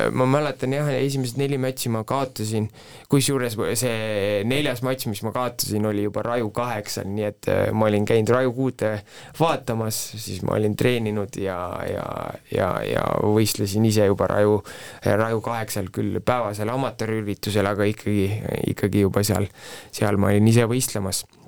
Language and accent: Estonian; Viljandi, Viljandi County, Estonia; moved away as an adult; also born or lived in Tartu; ma olen Viljandist pärit, läksin ülikooli Tartusse